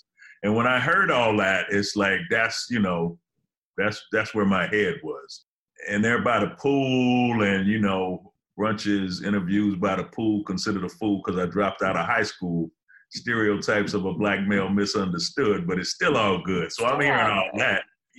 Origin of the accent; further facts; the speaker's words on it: Detroit, Michigan, United States; now in Los Angeles, United States; Well, I'm from Detroit, but I'm living in L.A., so I got to rep the West just on GP.